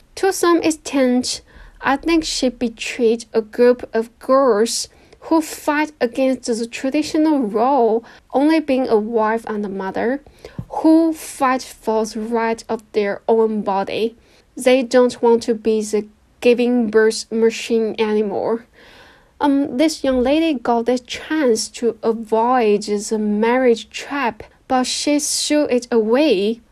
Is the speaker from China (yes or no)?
yes; a small county in the north of China, northern China, China; English is a second language; moved away as an adult; now in Shanghai, China; Right now, I live in Shanghai because I work here, but my hometown is a small county in the north of China.